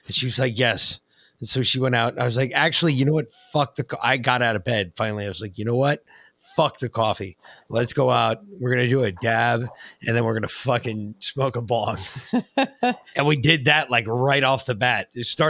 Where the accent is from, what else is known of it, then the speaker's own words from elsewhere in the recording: Ireland; People make fun of me constantly, and I'm Irish, so it's a horrible thing.